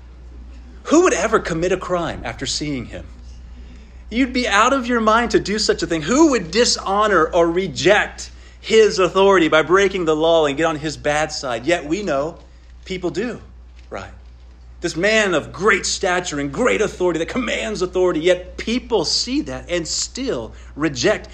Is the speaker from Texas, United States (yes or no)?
yes; Midland, Texas, United States; I grew up in West Texas. I grew up in Midland, which is out far West Texas.